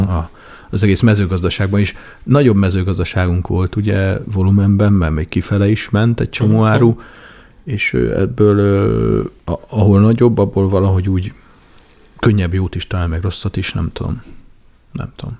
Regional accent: Nagykanizsa, Zala, Hungary; én Nagykanizsán nőttem fel leginkább

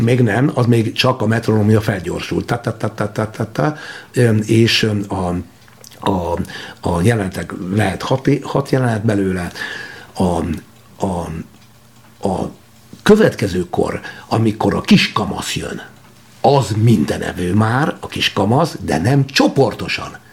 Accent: Györköny, Tolna, Hungary; egy győrkönyi lakodalomban Tolna megyében, nagy dolog utáni csodálatos homoki borok falujában sváb parasztok között és magyar parasztok között nevelődtem

